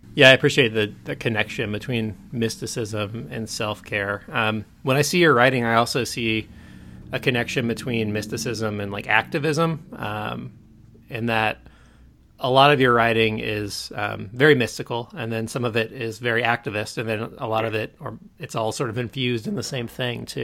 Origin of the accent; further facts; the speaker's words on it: Kansas City, United States; also born or lived in California; I grew up in Kansas City